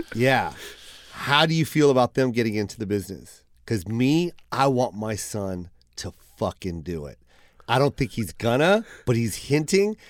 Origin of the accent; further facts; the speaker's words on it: Seattle, Washington, United States; I was from Seattle